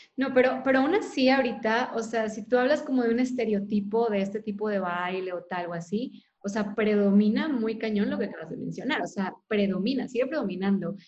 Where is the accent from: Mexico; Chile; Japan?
Mexico; Monterrey, Nuevo León; yo soy de Monterrey